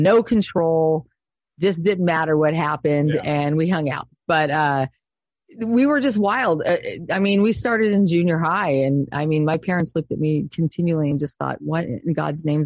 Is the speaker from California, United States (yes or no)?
yes; Lancaster, California, United States; I grew up in Lancaster, California, and I grew up in a cul-de-sac at Tempo Homes in that area